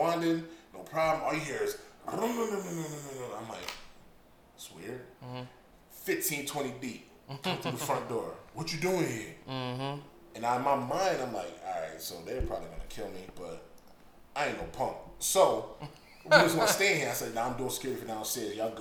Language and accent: English; Hartford, Connecticut, United States; moved away; I'm from North End, Bloomfield, around that area